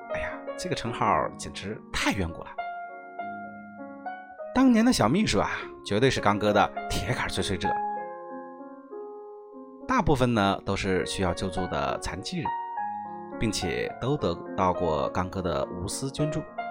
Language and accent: Chinese; Shandong, China; 可惜横渠先生不是我们山东人。